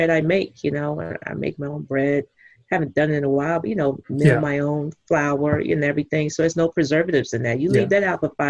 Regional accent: Texas, United States; I'm from Texas.

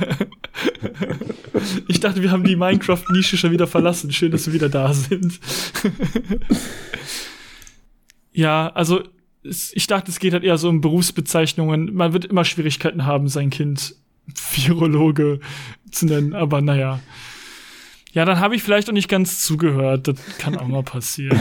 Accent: Hagen, North Rhine-Westphalia, Germany; Ich komme aus Hagen

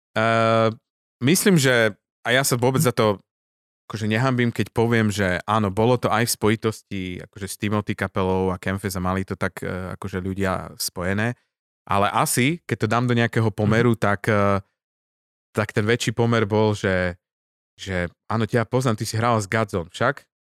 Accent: Žilina, Žilina Region, Slovakia; odkiaľ pochádzam teda nie z toho námestia, ale zo Žiliny

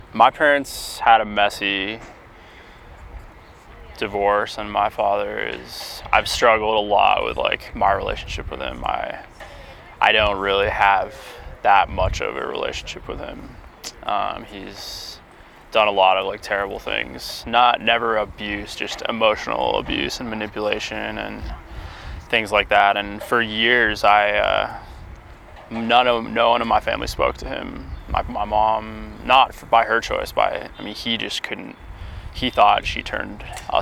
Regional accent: Cedar Crest, New Mexico, United States; moved away as an adult; also born or lived in upstate New York; I grew up in the East Mountains and went to school in Albuquerque

